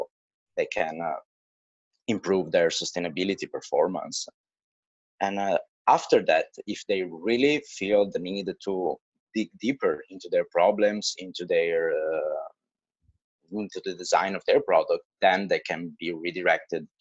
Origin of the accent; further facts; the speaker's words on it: Italy; now in China; I come from Italy